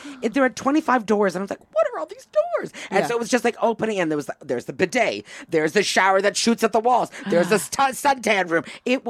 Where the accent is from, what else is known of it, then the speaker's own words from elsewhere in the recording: Toronto, Ontario, Canada; first language English; moved away as an adult; also born or lived in Quebec; now in United States; my hometown of Toronto